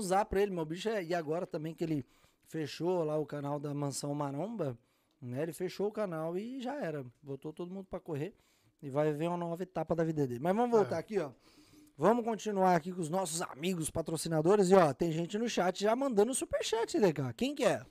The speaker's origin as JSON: {"language": "Portuguese", "town": "Cajamar", "region": "São Paulo", "country": "Brazil", "tie": "born or raised there", "also_born_or_lived": "Jundiaí", "moved": "yes", "lives_now": "United States", "said": "Nasci em Jundiaí, criado em Cajamar, do lado ali"}